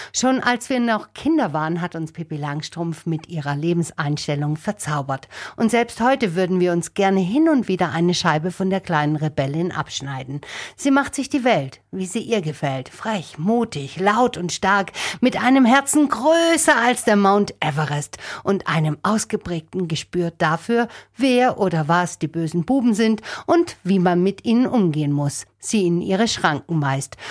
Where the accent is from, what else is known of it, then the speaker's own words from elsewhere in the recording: Germany; bei uns in Deutschland